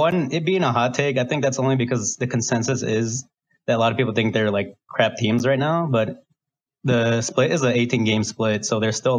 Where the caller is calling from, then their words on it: Iowa City, Iowa, United States; From Iowa City, Iowa.